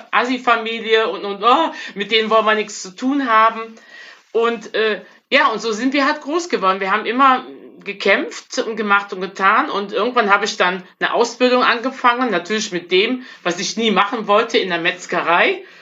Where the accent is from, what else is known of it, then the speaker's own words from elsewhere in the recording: Bergheim, North Rhine-Westphalia, Germany; also born or lived in Frechen; Wie gesagt, ich komme aus ähm, äh, Bergheim bei Köln. Bin in, in frechen geboren und eigentlich in einer Großfamilie groß geworden.